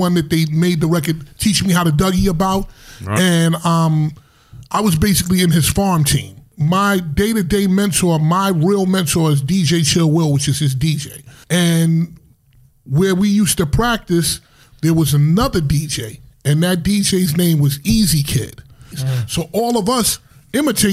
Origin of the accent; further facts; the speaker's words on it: New York City, New York, United States; I'm from Harlem